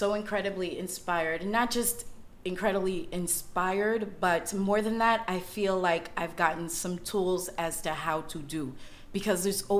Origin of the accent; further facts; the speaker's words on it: South Florida, United States; also from South Florida.